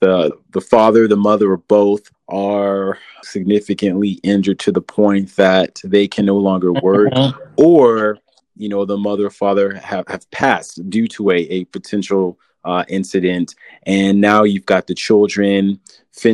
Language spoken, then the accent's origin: English; San Antonio, Texas, United States; I'm from San Antonio and I wanted to give back to the city that raised me, the city that I love